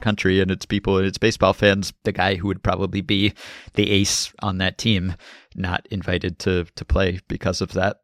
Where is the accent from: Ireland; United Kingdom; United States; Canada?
Canada; Montreal, Quebec; As a kid growing up in Montreal